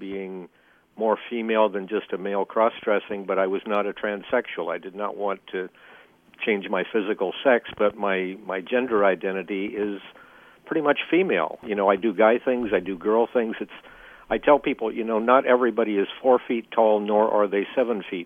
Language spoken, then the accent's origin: English; Silverton, Oregon, United States; I grew up in Silverton